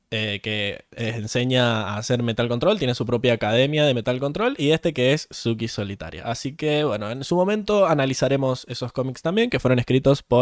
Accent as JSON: {"language": "Spanish", "region": "Mendoza", "country": "Argentina", "said": "nosotros somos de Mendoza. De Mendoza."}